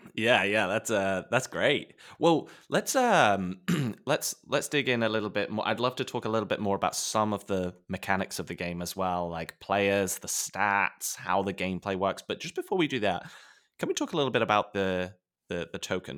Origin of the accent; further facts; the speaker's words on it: England, United Kingdom; as a kid growing up in England in the nineties